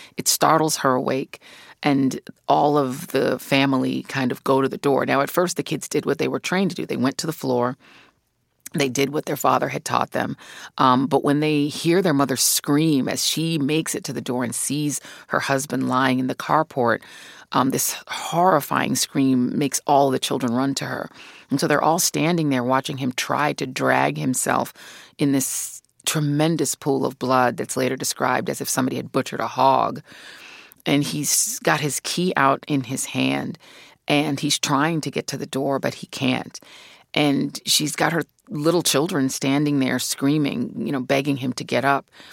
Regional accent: Denver, Colorado, United States; also born or lived in Brooklyn, New York; I was born in Brooklyn, New York, but when I was two years old, my mom, my sister, and I moved to Denver, Colorado

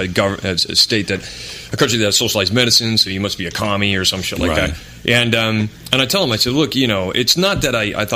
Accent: Idaho, United States; moved away; growing up in Idaho

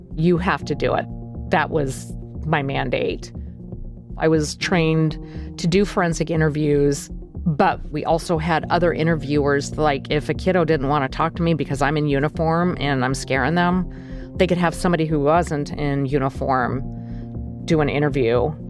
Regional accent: Nome, Alaska, United States; I was born and raised in Alaska. I was born in Nome, Alaska.

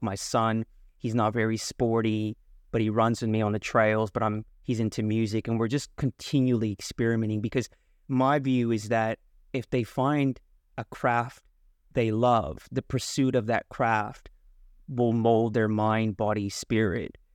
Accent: San Francisco Bay Area, California, United States; I'm from the San Francisco Bay Area

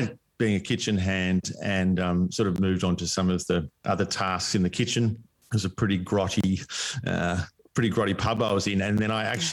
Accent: East Gippsland, Victoria, Australia; moved away as an adult; also born or lived in Melbourne, Australia; now in Palm Cove, Australia; country life growing up in East Gippsland

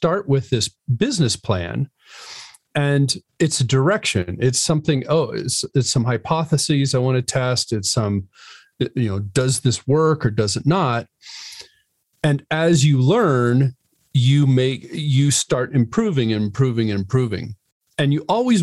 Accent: Connecticut, United States; I grew up in Connecticut

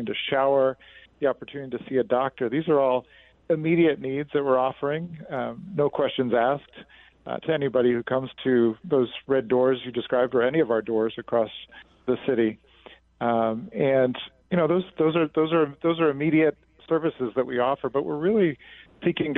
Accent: Washington, District of Columbia, United States; moved away as an adult; now in New York, United States; I'm from Washington, D.C.

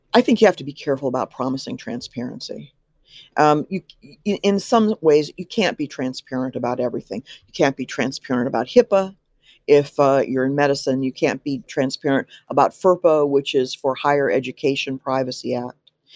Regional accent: Midwest, United States; I'm from the Midwest and I'm quite Midwestern in many, many different, uh, ways.

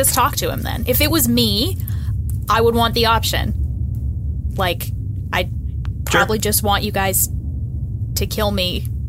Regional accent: Canada; Well, I'm from Canada, so I'm always going to vote Canada.

